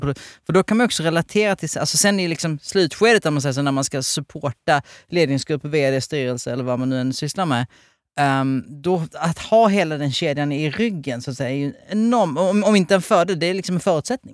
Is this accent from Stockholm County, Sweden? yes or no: no; Helsingborg, Skåne, Sweden; jag är född i Helsingborg, alltså i området